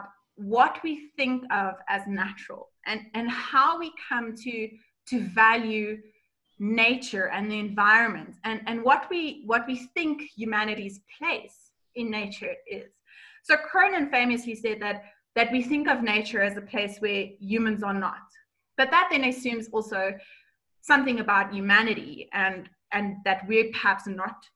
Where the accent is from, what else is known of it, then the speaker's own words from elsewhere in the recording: South Africa; as a South African tourist